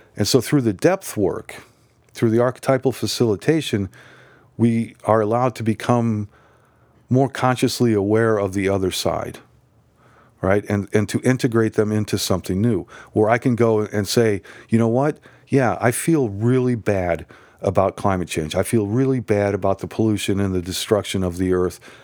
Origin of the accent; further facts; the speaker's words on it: Nebraska, United States; I grew up in Nebraska